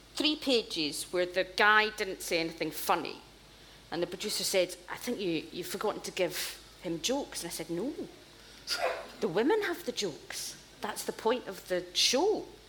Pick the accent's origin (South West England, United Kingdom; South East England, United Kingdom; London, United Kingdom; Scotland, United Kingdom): Scotland, United Kingdom; growing up in Scotland, uh, you watched television